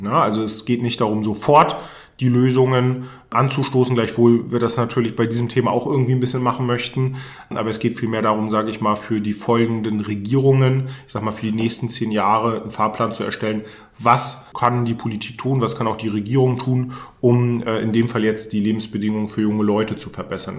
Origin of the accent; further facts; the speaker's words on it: Mecklenburg-Vorpommern, Germany; also born or lived in Cologne / Berlin; hier mein Heimatbundesland nach Mecklenburg-Vorpommern nach dem Studium äh, zurückgekommen bin, also ich habe in Köln und in Berlin studiert